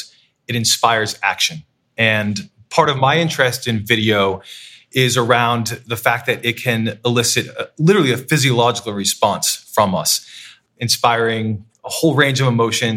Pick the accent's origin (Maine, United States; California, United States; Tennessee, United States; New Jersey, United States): Maine, United States; Waterville; moved away as an adult; also born or lived in Worcester, Massachusetts / Providence, Rhode Island / London; my hometown of Waterville, Maine.